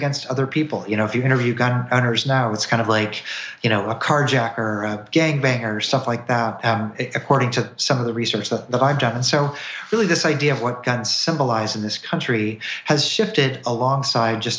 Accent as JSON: {"language": "English", "region": "Missouri", "country": "United States", "moved": "yes", "lives_now": "Tennessee, United States", "said": "I'm from Missouri. I live in Tennessee now"}